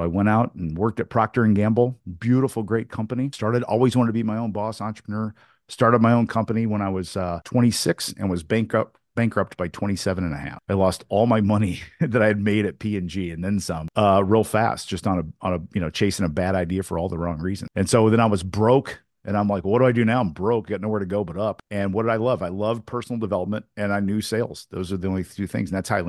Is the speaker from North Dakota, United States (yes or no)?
no; Newburgh, Indiana, United States; And we moved from Indianapolis, Indiana to my hometown, my small hometown in Southern Indiana called Newburgh, Indiana, on the river, Ohio River, on the border of Kentucky and Indiana.